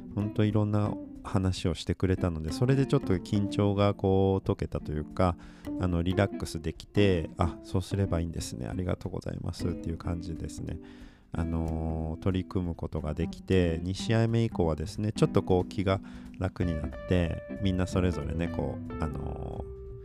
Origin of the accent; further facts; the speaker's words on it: Aichi, Japan; その愛知県僕の出身の地域